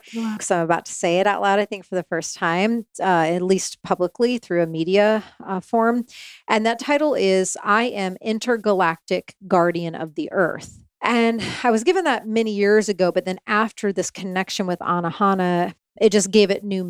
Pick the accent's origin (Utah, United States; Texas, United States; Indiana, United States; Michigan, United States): Indiana, United States; moved away; I grew up in Indiana